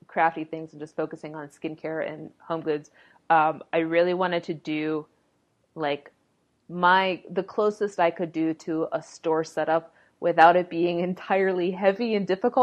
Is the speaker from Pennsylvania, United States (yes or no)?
yes; Pittsburgh, Pennsylvania, United States; I'm originally from Pittsburgh